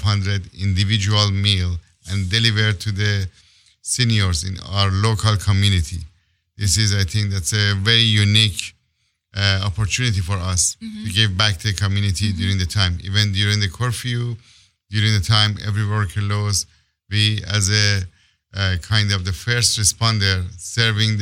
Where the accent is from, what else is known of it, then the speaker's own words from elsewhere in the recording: Iran; moved away as an adult; now in Los Angeles, United States; I came here late 2000 from Iran as a political asylum.